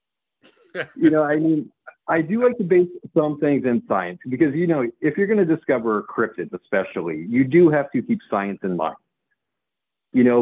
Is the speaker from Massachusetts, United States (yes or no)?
yes; Southbridge, Massachusetts, United States; moved away; also born or lived in Charlton, Massachusetts / Webster, Massachusetts / Dudley, Massachusetts / Worcester, Massachusetts; I grew up in Southbridge, Massachusetts